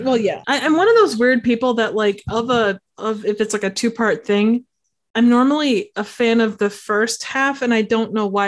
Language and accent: English; Midwest, United States; we're from the Midwest